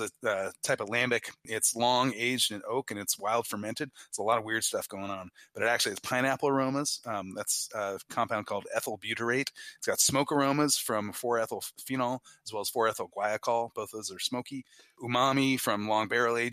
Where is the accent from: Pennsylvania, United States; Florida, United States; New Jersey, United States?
New Jersey, United States; also born or lived in Belgium; I was born in New Jersey